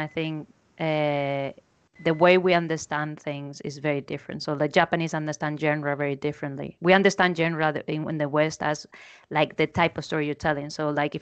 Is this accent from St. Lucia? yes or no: no; Spain; I'm from Spain